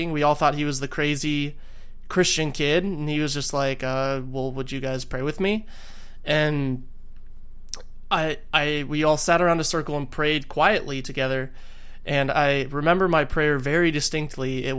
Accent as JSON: {"language": "English", "region": "Arizona", "country": "United States", "said": "I hail from Arizona"}